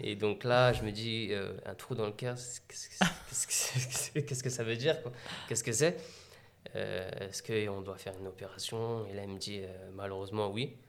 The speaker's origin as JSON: {"language": "French", "town": "Meaux", "region": "Île-de-France", "country": "France", "tie": "born or raised there", "said": "je suis né à Meaux, donc à 100% Meldois. J'ai grandi dans les quartiers de Beauval"}